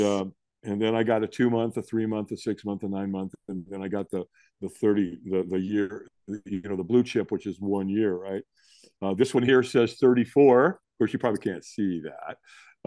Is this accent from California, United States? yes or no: yes; Los Angeles, California, United States; this is in Hollywood, California. I was born in the Queen of Angels Hospital